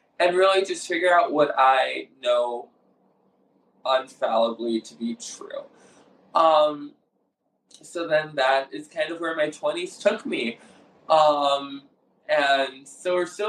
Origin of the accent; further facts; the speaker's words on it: Detroit, Michigan, United States; I grew up in the Assemblies of God faith in the Assemblies of God denomination in the suburbs outside of Detroit, Michigan